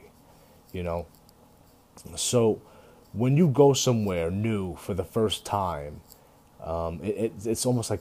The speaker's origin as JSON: {"language": "English", "country": "United States", "said": "we're all American"}